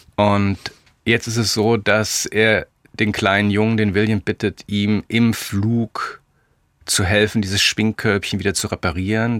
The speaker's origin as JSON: {"language": "German", "town": "Leipzig", "region": "Saxony", "country": "Germany", "tie": "born or raised there"}